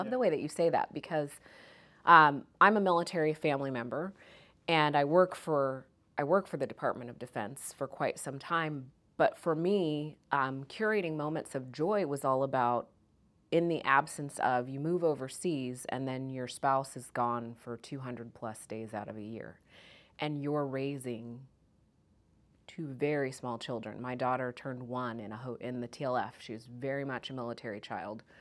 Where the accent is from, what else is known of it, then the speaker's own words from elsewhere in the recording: Kansas, United States; also born or lived in Jamaica; I'm Jamaican by birth. So mm-hmm. I was born in Jamaica, moved to Kansas.